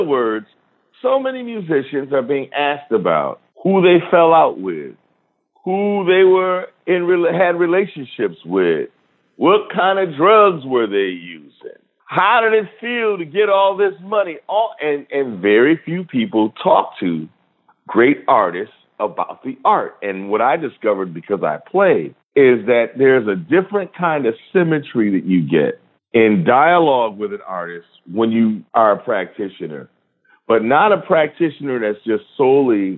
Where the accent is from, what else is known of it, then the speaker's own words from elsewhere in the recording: Rochester, New York, United States; the radio station in my hometown, WDKX, stands for Douglas, King, and X.